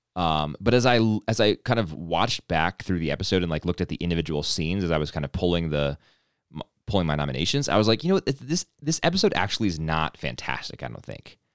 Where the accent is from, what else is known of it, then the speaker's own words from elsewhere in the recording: East Coast, United States; accent: East Coast; moved away; East Coast thing in me, you know, I was born on the East Coast, and I guess it never really, never really left